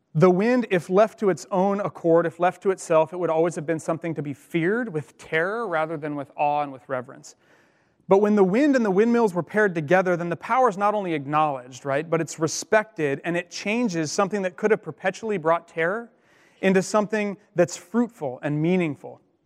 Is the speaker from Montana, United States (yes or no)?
yes; Colstrip, Montana, United States; also born or lived in Missoula, Montana; I grew up in Montana, um, as I mentioned, and I went to school on the western side of the, the state in Missoula, and I grew up on the eastern side